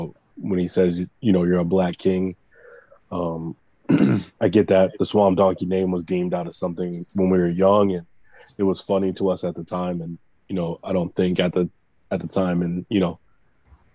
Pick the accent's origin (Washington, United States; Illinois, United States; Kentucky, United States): Illinois, United States; East St. Louis; now in Arizona, United States; I grew up in East St. Louis